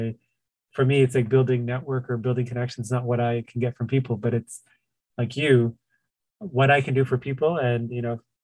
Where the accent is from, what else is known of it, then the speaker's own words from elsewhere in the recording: Toronto, Ontario, Canada; I grew up obviously in the Tamil area